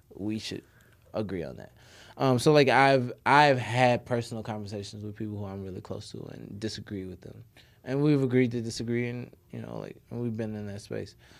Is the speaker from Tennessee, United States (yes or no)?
yes; Nashville, Tennessee, United States; also born or lived in Chicago; I grew up in Nashville, Tennessee